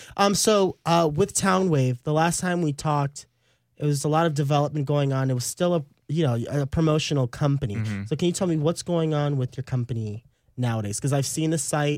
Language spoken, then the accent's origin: English; Austin, Texas, United States; I'm from Austin. I'm from the suburbs